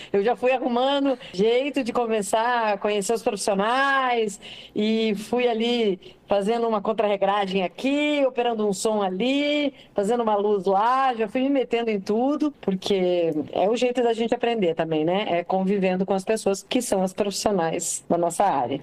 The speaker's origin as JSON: {"language": "Portuguese", "town": "Castro", "region": "Paraná", "country": "Brazil", "moved": "as an adult", "lives_now": "Curitiba, Brazil", "said": "Eu sou do interior de uma cidade pequena do Paraná, né? Sou de Castro"}